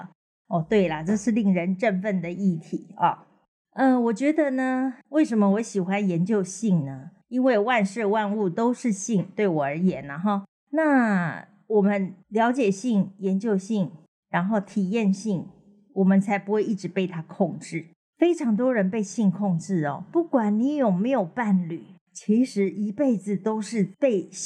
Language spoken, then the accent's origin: Chinese; southern Taiwan, Taiwan; 那我们南部人都是非常的随和嘛，当然没有问题。